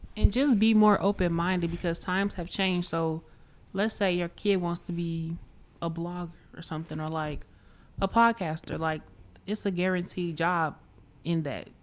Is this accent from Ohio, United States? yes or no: no; Chicago, Illinois, United States; I'm from Chicago